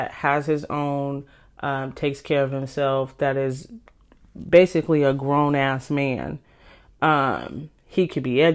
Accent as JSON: {"language": "English", "region": "California", "country": "United States", "also_born_or_lived": "Washington", "moved": "yes", "lives_now": "Seattle area, Washington, United States", "said": "I'm from California, but I live in Washington, just outside of Seattle"}